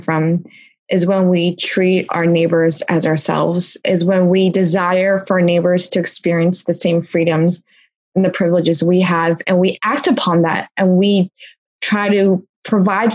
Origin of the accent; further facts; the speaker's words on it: Blue Bell, Pennsylvania, United States; also born or lived in Philadelphia; I was born in Philly, but my parents moved to Bluebell. And my parents still live there. And that's the town that I grew up